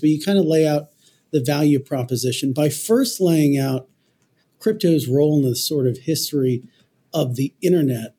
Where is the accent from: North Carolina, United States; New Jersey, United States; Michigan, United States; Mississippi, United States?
New Jersey, United States; accent: nasally Jersey; my nasally Jersey accent